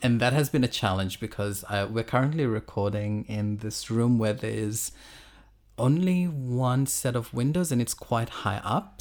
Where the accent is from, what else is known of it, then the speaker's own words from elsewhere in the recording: Fiji; moved away as an adult; also born or lived in Auckland, New Zealand / Tauranga, New Zealand / Brisbane, Australia; now in Sydney, Australia; I was born and I grew up in Fiji, um, until I was about, I think, eighteen, nineteen.